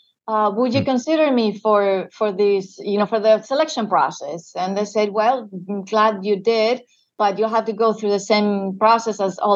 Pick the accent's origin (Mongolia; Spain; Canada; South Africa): Spain; Madrid, Community of Madrid; moved away as an adult; now in United States; born and raised in Spain